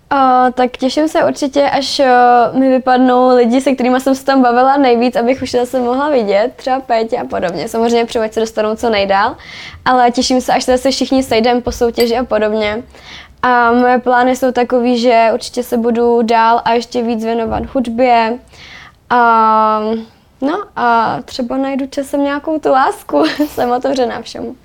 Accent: Czechia; my Češi

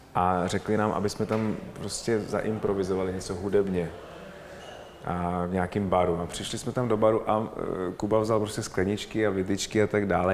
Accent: Czechia; My jsme Češi

